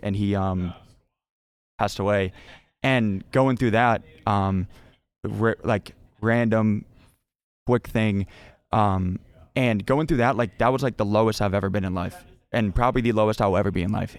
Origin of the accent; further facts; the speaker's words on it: North Carolina, United States; also born or lived in Cleveland, Ohio; moved from Ohio in second grade to North Carolina, um, and then stayed there since then